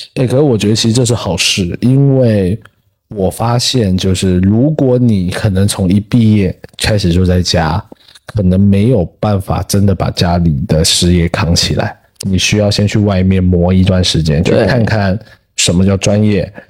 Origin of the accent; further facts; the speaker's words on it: Taiwan; moved away; also born or lived in Fujian; 你不说我不说我是台湾人或是怎样子，就是我感觉就是我们都会一样，甚至连 对 闽南语方言其实都一样